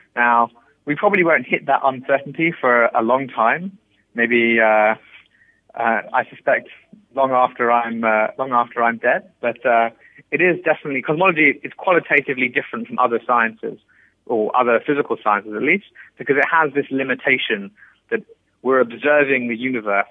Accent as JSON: {"language": "English", "region": "England", "country": "United Kingdom", "tie": "born or raised there", "said": "I was born in England and I grew up there"}